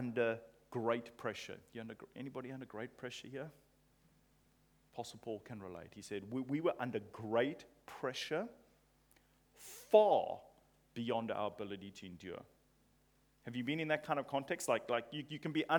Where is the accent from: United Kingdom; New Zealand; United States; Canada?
United Kingdom; England; I'm English